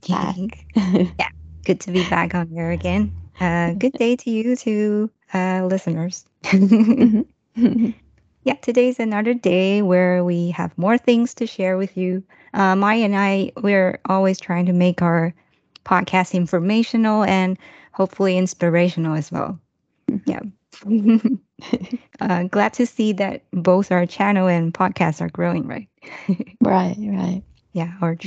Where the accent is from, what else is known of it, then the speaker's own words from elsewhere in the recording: Taiwan; English is a second language; from Taiwan